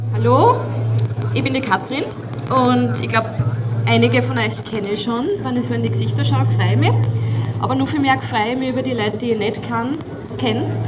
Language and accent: German; Upper Austria, Austria; now in Weinviertel, Austria; Ich bin sogar in Oberösterreich geboren